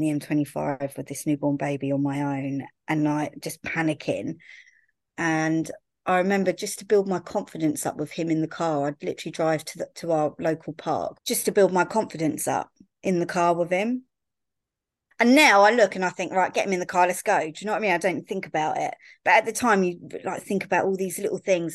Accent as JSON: {"language": "English", "town": "Brighton", "region": "South East England", "country": "United Kingdom", "said": "I'm from Brighton, but my mum and dad used to sort of buy and sell properties around, like, little villages"}